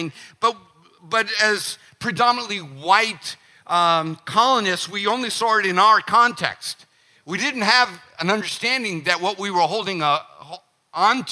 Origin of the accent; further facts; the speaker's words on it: United States; as an American, I have seen, growing up in the 50s, the 60s, the 70s, the 80s, the 90s, the 2000s